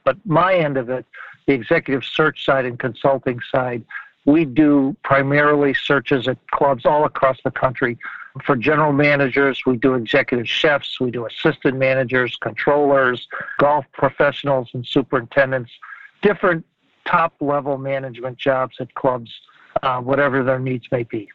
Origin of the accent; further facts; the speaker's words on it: Ohio, United States; I grew up in Ohio, and I'm calling you now from Ohio